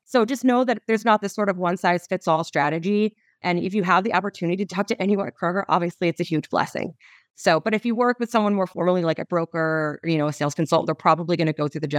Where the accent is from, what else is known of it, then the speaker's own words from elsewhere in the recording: Cincinnati, Ohio, United States; I mean, growing up in Cincinnati, I think one of my biggest strong points